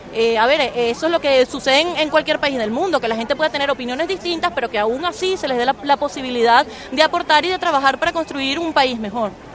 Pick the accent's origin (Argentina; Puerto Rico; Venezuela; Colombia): Venezuela; moved away as an adult; now in Barcelona, Spain; yo a mis 29 años tuve que salir de mi país